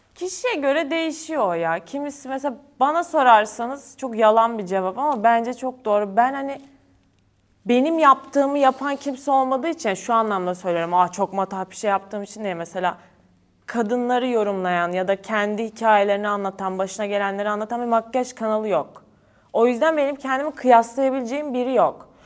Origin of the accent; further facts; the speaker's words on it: Kütahya, Turkey; moved away as an adult; Ben Kütahyalıyım. Ben Kütahya'da doğdum, büyüdüm